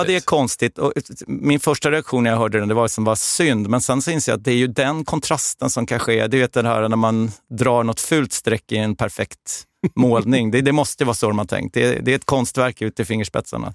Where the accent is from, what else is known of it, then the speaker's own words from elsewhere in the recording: Stockholm, Stockholm County, Sweden; jag är ju eh, då född och uppvuxen i södra Stockholm